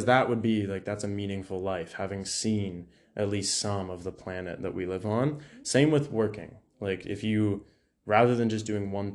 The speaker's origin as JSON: {"language": "English", "town": "Orillia", "region": "Ontario", "country": "Canada", "tie": "born or raised there", "moved": "yes", "lives_now": "London, Canada", "said": "my back hometown in Orillia"}